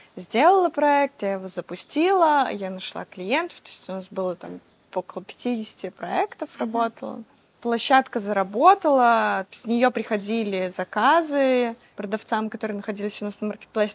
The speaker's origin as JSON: {"language": "Russian", "country": "Belarus", "said": "я из Беларуси"}